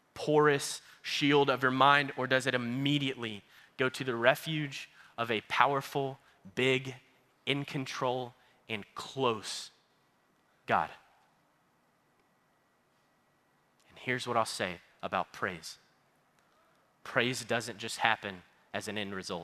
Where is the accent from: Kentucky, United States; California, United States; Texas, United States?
Texas, United States; Baytown; I am from Baytown, Texas